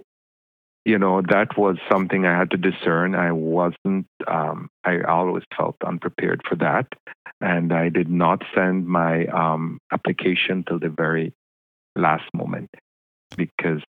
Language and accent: English; Belize; moved away as an adult; also born or lived in Louisville, Kentucky / Michigan; now in New York City, United States; I grew up in Belize. So I was born and spent 18 years in Belize